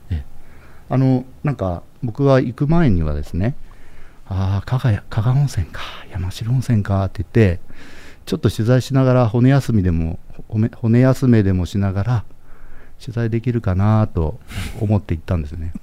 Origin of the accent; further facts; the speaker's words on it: Japan; 僕たち日本で生まれて育った